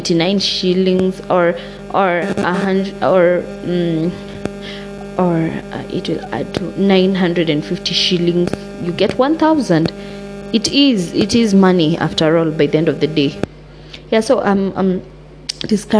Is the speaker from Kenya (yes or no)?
yes; Kenya; I'm from Kenya, two different tribes